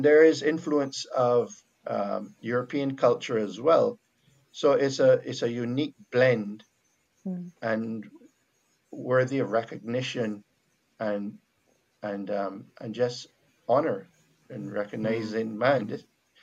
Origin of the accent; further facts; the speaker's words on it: Barbados; accent: Bajan; first language Bajan; Bajan, my accent.